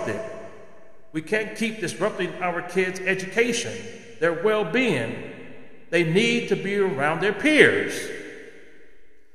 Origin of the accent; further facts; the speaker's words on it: United States; as American citizens